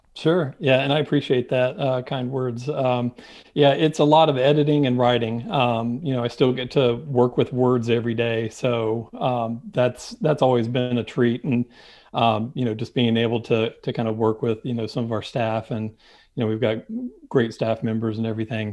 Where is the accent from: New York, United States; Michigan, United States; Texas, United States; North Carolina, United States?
North Carolina, United States; Winston-Salem; now in Charlotte, United States; I grew up just outside of Winston-Salem, and so that was my home track